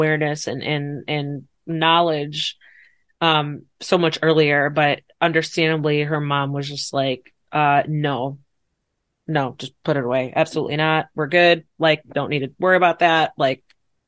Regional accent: Chicago, Illinois, United States; my grandmother on my mom's side in Chicago, because that's where I'm at with where I'm from

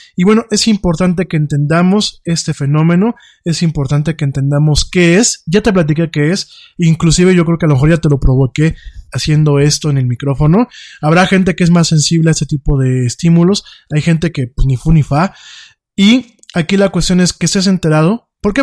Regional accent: Mexico; aquí en México

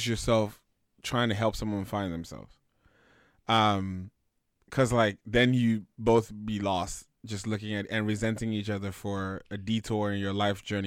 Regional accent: Nigeria; as a Nigerian man

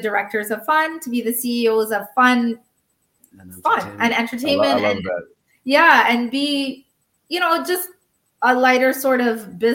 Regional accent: Canada; We come from Canada.

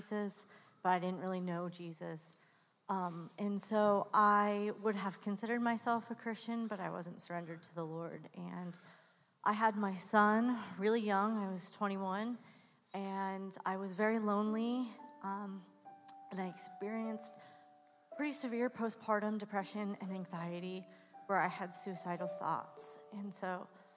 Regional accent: West Coast, United States; now in Pittsburgh, United States; I grew up on the West Coast.

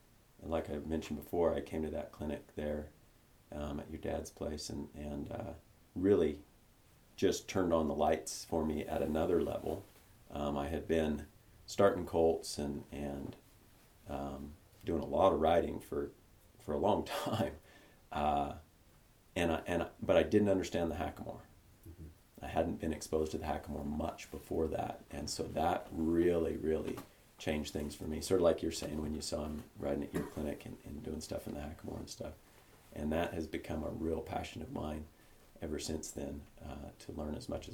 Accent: United States; like us to get together and we're American and we share a common culture and a common passion and stuff.

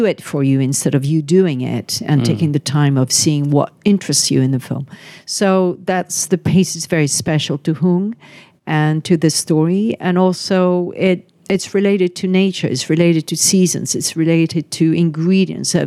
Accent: France; French, we don't know how to embrace our culture.

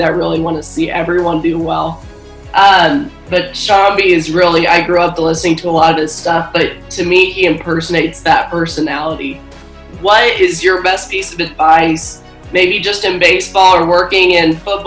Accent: Kansas City, United States; I'm from Kansas City, so I grew up a huge Kansas basketball fan

